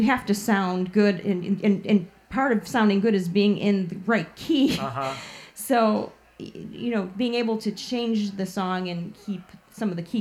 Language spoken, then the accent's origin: English; Chicago, Illinois, United States; around Portage Park area where I grew up in Chicago